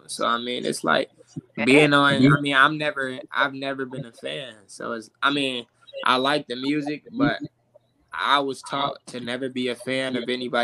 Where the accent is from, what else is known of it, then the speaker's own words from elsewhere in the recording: Chicago, Illinois, United States; I'm from Chicago